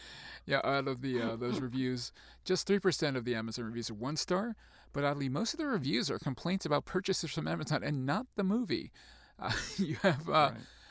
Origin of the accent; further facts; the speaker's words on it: New Zealand; but then again, I'm from New Zealand. What would you expect me to say?